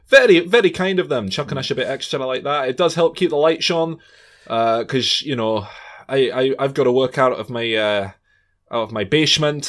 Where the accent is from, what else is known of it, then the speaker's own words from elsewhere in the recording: Scotland, United Kingdom; That's as Scottish as I come